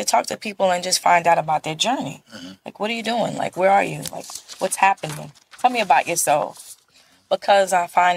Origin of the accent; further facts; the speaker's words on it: New York City, New York, United States; I'm from Brooklyn